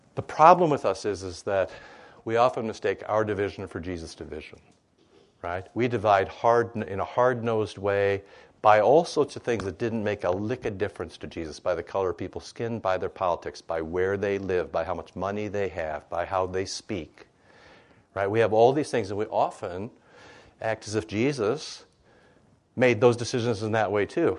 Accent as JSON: {"language": "English", "region": "Iowa", "country": "United States", "said": "I'm from Iowa. More pigs than people."}